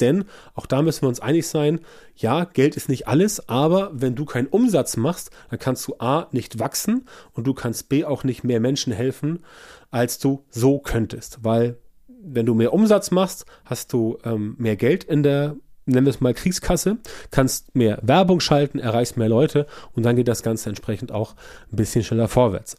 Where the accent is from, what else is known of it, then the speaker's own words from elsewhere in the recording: Germany; bei uns in Deutschland